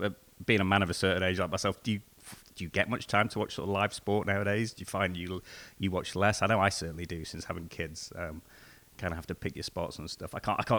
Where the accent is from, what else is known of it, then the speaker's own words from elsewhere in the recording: England, United Kingdom; Yeah, as a sort of kid growing up in England